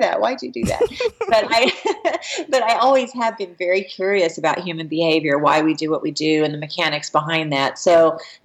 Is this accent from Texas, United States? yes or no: yes; San Antonio, Texas, United States; also born or lived in Dallas, Texas; San Antonio originally, and then I lived in Dallas for a period of time